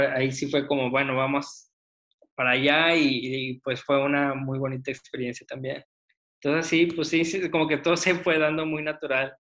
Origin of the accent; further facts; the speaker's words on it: Saltillo, Coahuila, Mexico; moved away as an adult; also born or lived in Mexico City / Nuevo León; now in Monterrey, Mexico; yo crecí en Saltillo